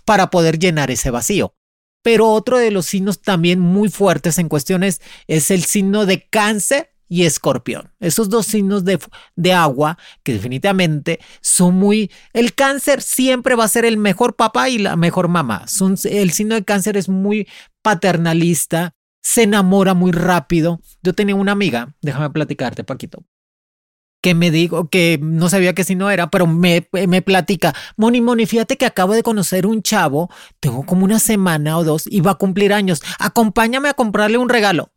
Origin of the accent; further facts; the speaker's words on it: Boyeros, near Havana, Cuba; moved away as an adult; also born or lived in Spain; Yo salí de Cuba en el 99. Me salí para España. Yo soy este, de madre cubana y padre mexicano, nacida en Cuba, en Boyeros, cerca de La Habana